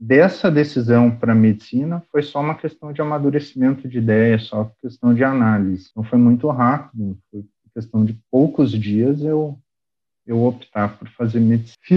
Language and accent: Portuguese; Venâncio Aires, Rio Grande do Sul, Brazil; Uma cidadezinha pequena, chamada Venâncio Aires.